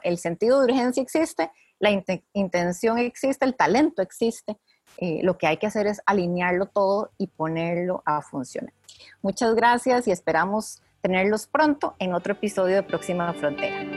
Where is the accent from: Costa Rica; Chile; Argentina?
Costa Rica; mujeres nacidas y criadas en Costa Rica